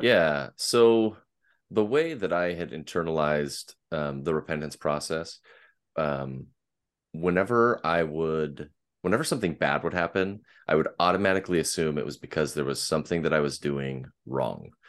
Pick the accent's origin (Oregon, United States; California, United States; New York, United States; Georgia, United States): Oregon, United States; Portland; I am from the Pacific Northwest and, uh, just outside of Portland in the Portland metropolitan area